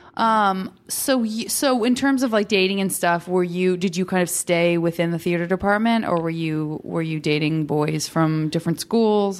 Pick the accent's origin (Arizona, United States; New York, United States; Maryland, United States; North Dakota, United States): Arizona, United States; Tucson; I'm from Tucson, Arizona, and it's, again, it's not like a hugely metropolitan city